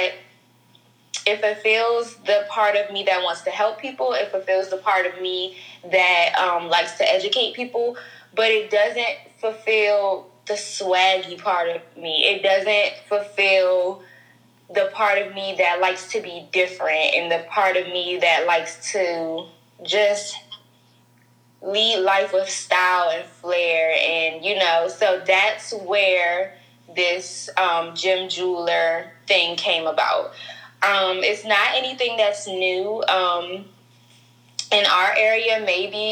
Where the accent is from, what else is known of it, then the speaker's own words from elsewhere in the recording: Prince George's County, Maryland, United States; I'm from PG, Pretty Girl County